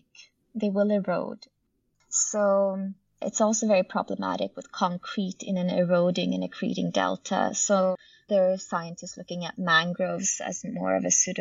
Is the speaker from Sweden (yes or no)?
yes; Sweden; I myself am born and raised in Sweden to Bangladeshi parents